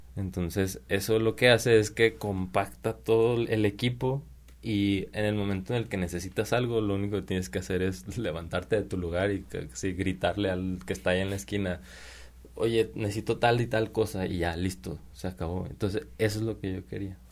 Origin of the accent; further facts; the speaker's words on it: Mexico; moved away as an adult; also born or lived in Prague, Czech Republic / England; Vero y yo somos como, como mexicanos